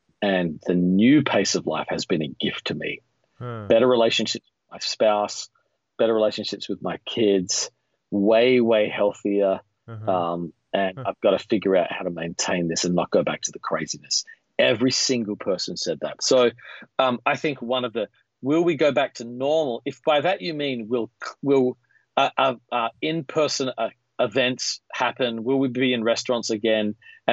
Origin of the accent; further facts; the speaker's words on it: Australia; moved away as an adult; now in United States; growing up in Australia